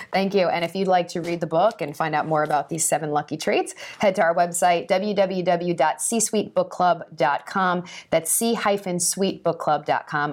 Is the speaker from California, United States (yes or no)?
no; New York, United States; as a New Yorker